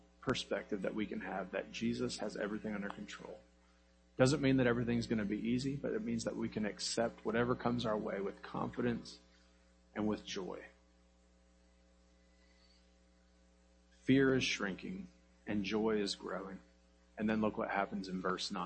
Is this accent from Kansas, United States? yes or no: yes; Kansas, United States; I grew up in Kansas in the middle of nowhere, and it was what we called Tornado Alley.